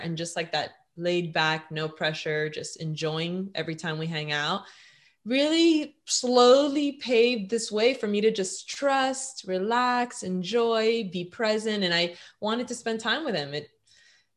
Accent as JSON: {"language": "English", "town": "Miami", "region": "Florida", "country": "United States", "tie": "born or raised there", "said": "I was born and raised in Miami, Florida"}